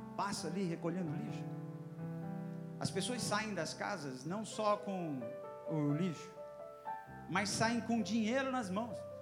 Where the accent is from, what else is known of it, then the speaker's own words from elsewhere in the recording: Northeast Region, Brazil; now in Mato Grosso, Brazil; É, sou nordestino